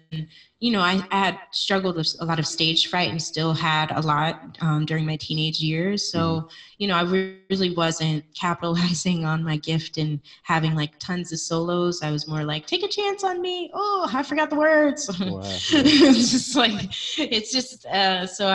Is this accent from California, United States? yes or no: no; Harrisburg, Pennsylvania, United States; moved away; I grew up in Harrisburg, Pennsylvania